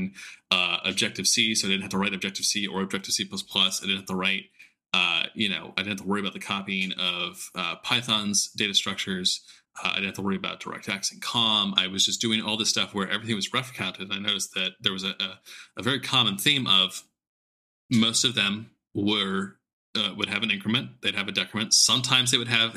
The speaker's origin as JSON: {"language": "English", "region": "Southern California", "country": "United States", "tie": "born or raised there", "said": "I grew up in SoCal"}